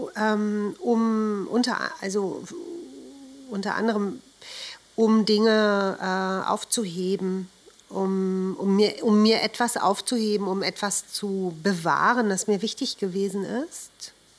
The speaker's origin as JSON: {"language": "German", "region": "Berlin", "country": "Germany", "tie": "born or raised there", "said": "Ich bin in Berlin geboren"}